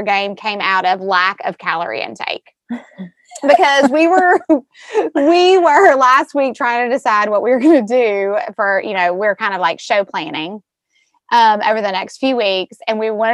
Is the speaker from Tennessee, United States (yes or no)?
yes; Knoxville, Tennessee, United States; also born or lived in Nashville; I grew up in the Knoxville area